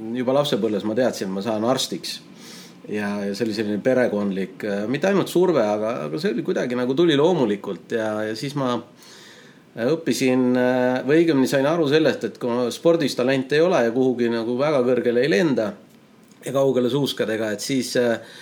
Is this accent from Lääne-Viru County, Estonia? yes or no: no; Tallinn, Harju County, Estonia; also born or lived in Tartu; täiesti tavaline Tallinna poiss, eks ole, ja, ja, ja siin vaikselt toimetanud, elanud terve elu Tallinnas